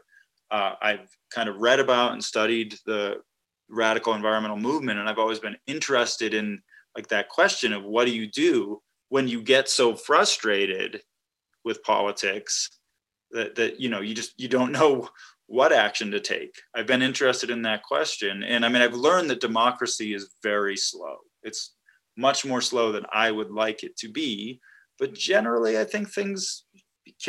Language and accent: English; Massachusetts, United States; moved away; also born or lived in Wisconsin; I grew up in Massachusetts, so that maybe says something about me, but I've lived all over the country.